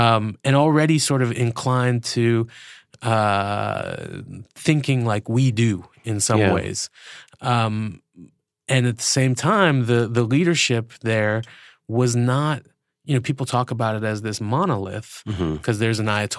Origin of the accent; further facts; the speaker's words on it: United States; also born or lived in Iran; I'm an American.